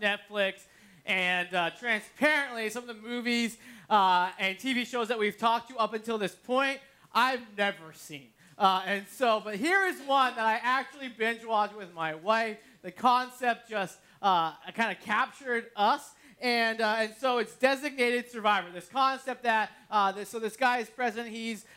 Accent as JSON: {"language": "English", "region": "New England", "country": "United States", "tie": "born or raised there", "moved": "yes", "said": "I'm from New England, grew up there."}